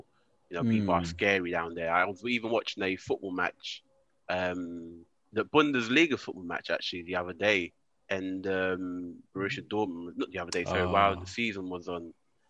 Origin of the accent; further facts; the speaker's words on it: London, United Kingdom; they knew I was from South London